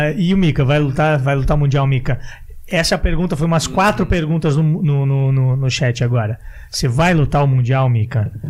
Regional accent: Santa Catarina, Brazil; eu sou de Santa Catarina

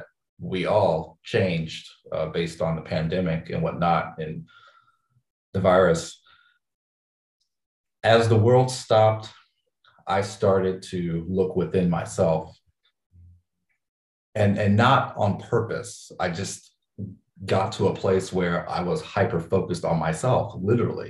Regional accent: Midwest, United States; moved away as an adult; now in Los Angeles, United States; I came out west. I'm from the Midwest.

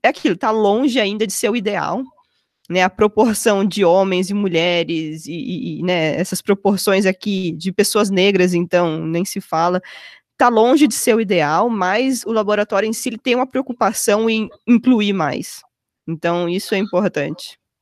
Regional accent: Mogi das Cruzes, São Paulo, Brazil; moved away as an adult; also born or lived in Campinas; now in Chicago area, United States; eu consegui uma bolsa numa escola lá em Mogi das Cruzes, onde eu cresci

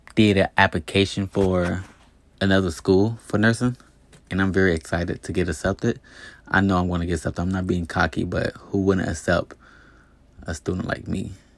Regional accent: East Chicago, Indiana, United States; moved away; also born or lived in Gary, Indiana / Hammond, Indiana / Las Vegas, Nevada; I was born in Gary, Indiana. I grew up in Hammond, Indiana, in East Chicago, Indiana. I lived in East Chicago, Indiana my whole life.

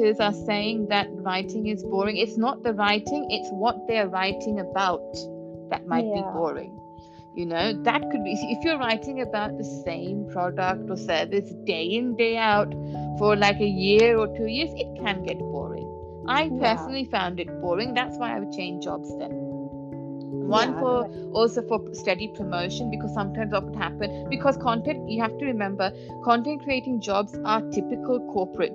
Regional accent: London, United Kingdom; also born or lived in Kolkata; I was born and raised in London

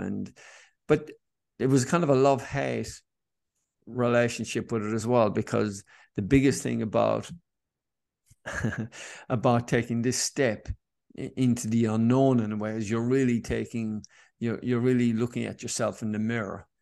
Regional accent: Cork, Munster, Ireland; now in Sydney, Australia; growing up in Ireland and in Cork

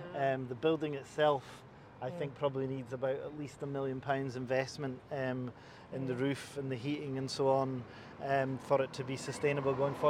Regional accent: Inverness, Scotland, United Kingdom; now in Edinburgh, United Kingdom; I'm from Inverness. I've been in Edinburgh for just over 20 years.

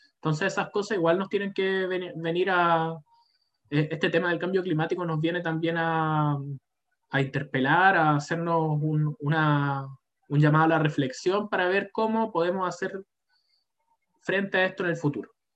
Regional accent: Chile; como chilenos

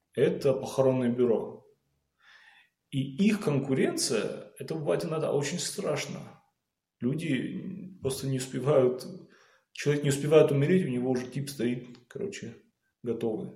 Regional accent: Beslan, North Ossetia–Alania, Russia; я сам из Беслана

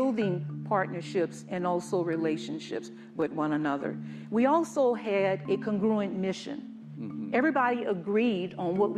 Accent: New Orleans, Louisiana, United States; moved away as an adult; I'm from New Orleans. I'm from that area originally. I was born and bred there, lived there as a young adult

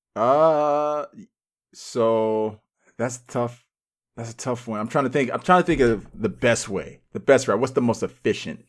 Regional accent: United States; also born or lived in Cincinnati, Ohio / Phoenix, Arizona; now in Los Angeles, United States; we're American

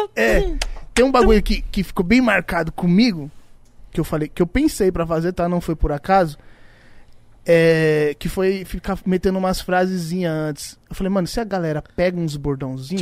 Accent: Iporanga, São Paulo, Brazil; lá no Iporanga, onde eu, onde eu nasci lá, onde eu fui criado

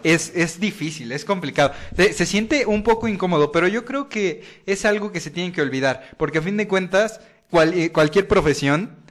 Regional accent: Veracruz, Mexico; me pueden decir Jarocho, pues soy del puerto de Veracruz

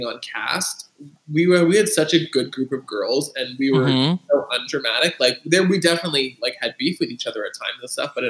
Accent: Toronto, Ontario, Canada; moved away as an adult; I grew up in Toronto. I lived there for 18 years.

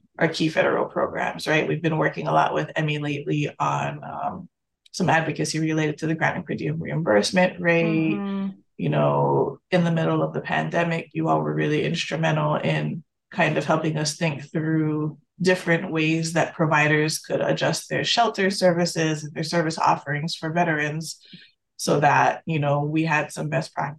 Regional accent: Hawaii, United States; moved away; I grew up in Hawaii

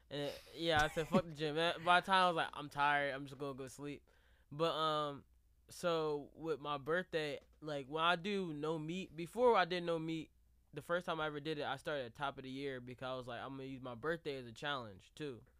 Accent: Jamaica; I'm really Jamaican

